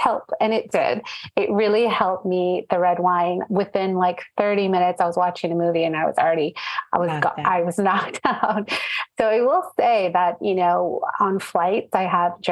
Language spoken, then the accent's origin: English; Orange County, California, United States; they moved to California in the 80s and that's where I was born. I was born in Orange County.